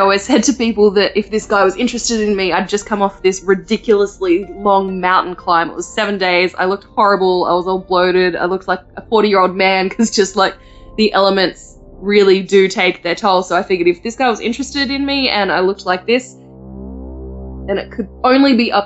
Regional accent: Australia; I'm from Australia

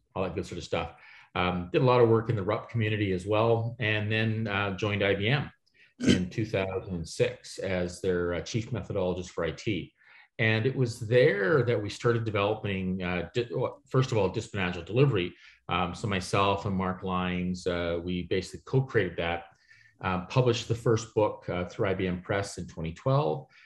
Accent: Toronto, Ontario, Canada; I'm from Toronto, Canada

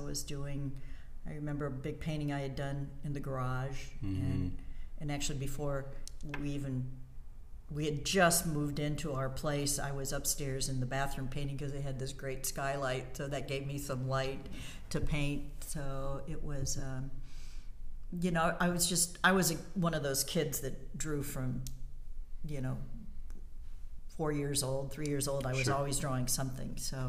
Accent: Indianapolis, Indiana, United States; born there; also born or lived in New York City / upstate New York / South Carolina / Alaska; Born in Indianapolis. Mm-hmm. And then I was the gypsy of the family. I've lived in New York City. I was in upstate New York, South Carolina, northern Indiana, Alaska.

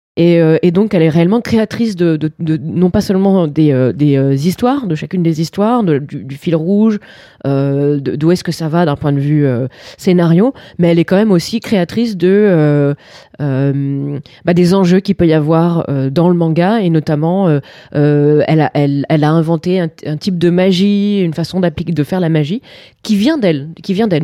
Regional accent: France; on est français

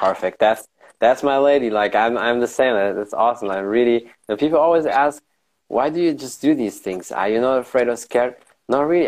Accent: Germany; I was born and raised in Germany.

